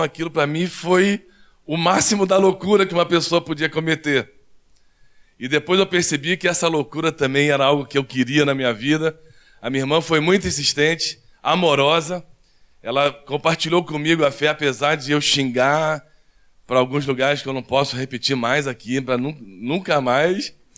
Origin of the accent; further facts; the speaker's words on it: Rio de Janeiro, Brazil; now in Curitiba, Brazil; Nós somos seis irmãos, fomos criados no Rio de Janeiro.